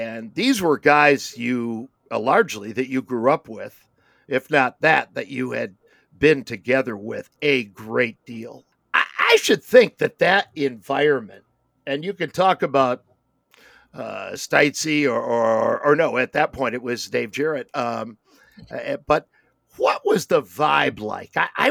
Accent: United States; as an American

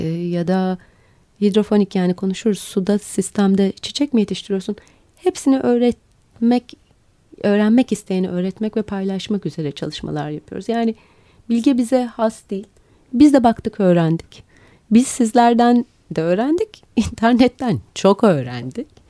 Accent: Istanbul, Turkey; İstanbulluyum. Benim için önemli o bir şey. Dolayısıyla yaşadığım kenti çok seviyorum.

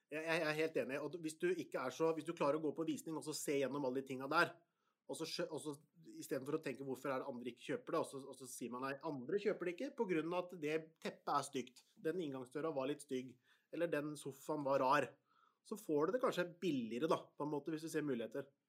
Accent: Porsgrunn, Telemark, Norway; Jeg er fra Stridsklev, og hvis du har hørt om Stridsklev i Porsgrunn

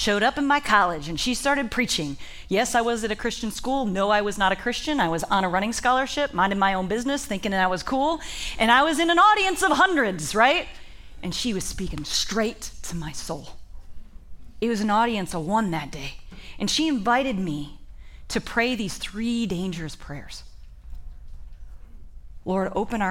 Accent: Ohio, United States; I am from Ohio

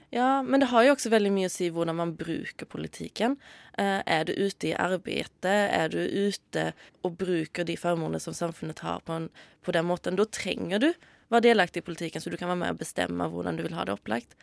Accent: Sweden; now in Norway; Om dere har hørt det, så er jeg svensk.

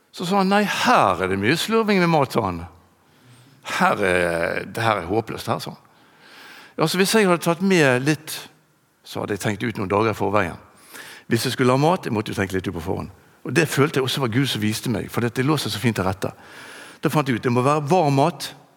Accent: Bergen, Vestland, Norway; also born or lived in Bønes; Jeg vokste opp på Landås

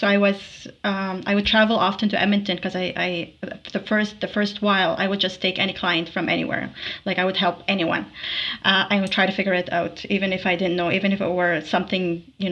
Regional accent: Tripoli, North Governorate, Lebanon; now in Alberta, Canada; Tripoli, Lebanon

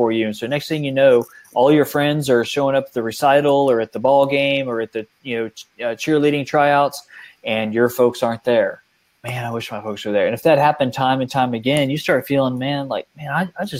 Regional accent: outside San Antonio, Texas, United States; I grew up outside San Antonio, Texas, in this beautiful area, the Guadalupe River

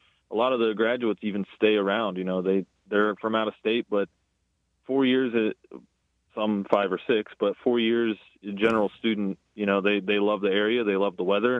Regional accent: Youngstown, Ohio, United States; moved away as an adult; also born or lived in Toledo, Ohio; now in Lakeland, United States; I'm originally from Ohio, so the weather was a nice perk moving down here in 2016.

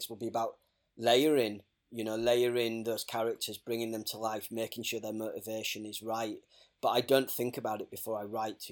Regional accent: Hull, Yorkshire and the Humber, United Kingdom; I grew up in Hull

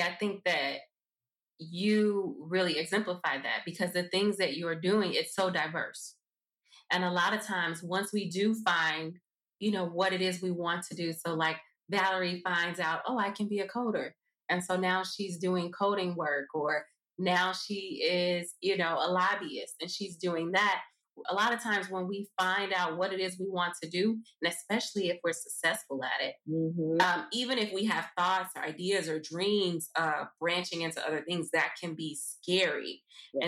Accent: Chicago, Illinois, United States; I am from Chicago

